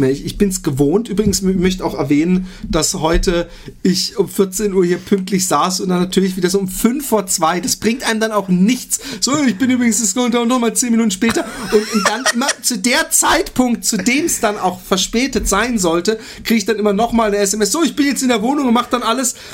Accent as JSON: {"language": "German", "country": "Austria", "said": "Und als Österreicher schämt man sich wahrscheinlich zu Unrecht"}